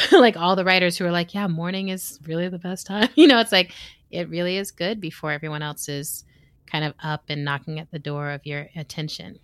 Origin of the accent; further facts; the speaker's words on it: Texas, United States; All of us are from Texas.